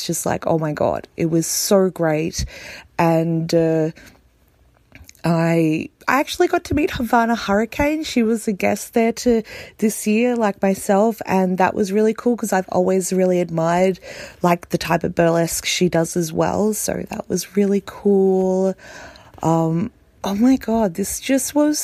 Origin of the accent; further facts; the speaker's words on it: Australia; I came over from Australia for my first BHoF.